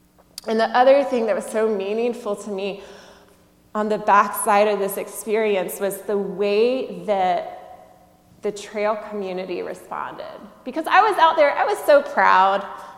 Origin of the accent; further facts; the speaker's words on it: the South, United States; Sure, I'm from the South. We have mosquitoes.